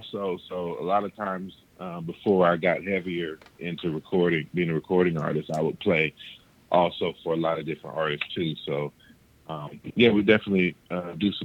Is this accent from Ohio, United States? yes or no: yes; Columbus, Ohio, United States; My hometown is Columbus, Ohio. And I reside now in Columbus, Ohio